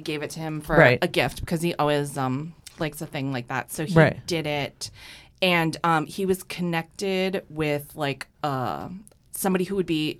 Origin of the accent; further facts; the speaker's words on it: Fitchburg, Massachusetts, United States; Fitchburg, Massachusetts.